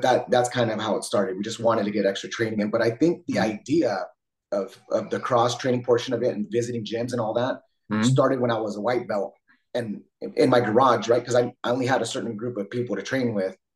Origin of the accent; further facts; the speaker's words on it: San Jose, California, United States; also born or lived in Twain Harte, California; I grew up in San Jose, uh, kind of for the most part on the east side